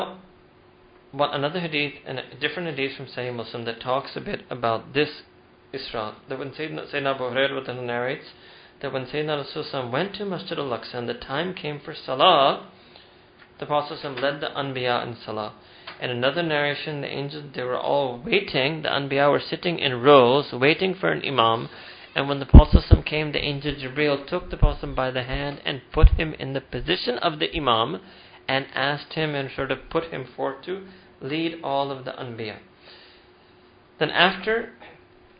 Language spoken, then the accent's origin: English; United States; all the Jews and Christians we grew up in America